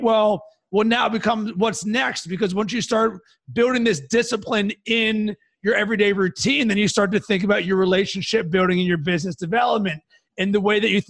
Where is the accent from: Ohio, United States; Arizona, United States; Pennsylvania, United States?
Pennsylvania, United States; Pittsburgh; I'm from Pittsburgh